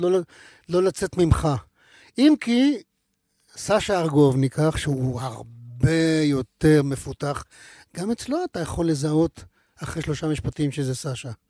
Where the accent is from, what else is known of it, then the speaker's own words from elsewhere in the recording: between Mishmarot and Pardes Hanna, Haifa District, Israel; למקומות האלה שבין משמרות לפרדס חנה, איפה שגדלתי